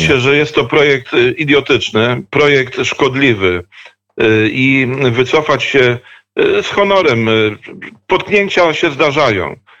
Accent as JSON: {"language": "Polish", "area": "Dobrzyń Land", "region": "Kuyavian-Pomeranian Voivodeship", "country": "Poland", "also_born_or_lived": "Bydgoszcz / near Toruń", "said": "pochodzę z ziemi dobrzyńskiej, jednej z krain geograficznych składających się na województwo kujawsko-pomorskie"}